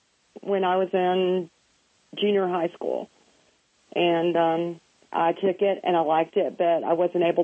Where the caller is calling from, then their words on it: Knoxville, Tennessee, United States; Knoxville, Tennessee.